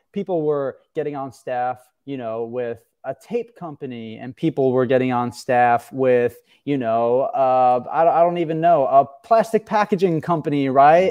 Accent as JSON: {"language": "English", "area": "Long Island", "region": "New York", "country": "United States", "tie": "born or raised there", "said": "I grew up on Long Island"}